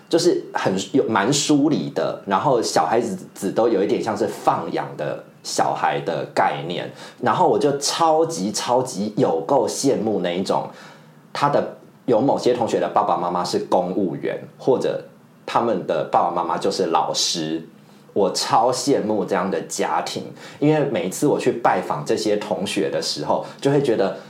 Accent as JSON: {"language": "Chinese", "region": "Yunlin County", "country": "Taiwan", "tie": "born or raised there", "also_born_or_lived": "Wufeng, Taichung, Taiwan", "said": "我就一直在台湾省长，然后我去国外读书，我没有在国外留学，就是生活过一段时间，所以我的所有生活经验都是在台湾。然后我记得我小时候，我不是，你知道我是云林人，可是其实我最小最小的时候，我不是在云林长大的"}